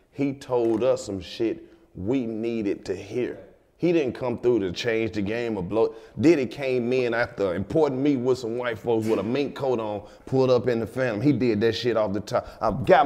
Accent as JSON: {"language": "English", "region": "Mississippi", "country": "United States", "said": "I'm from Mississippi"}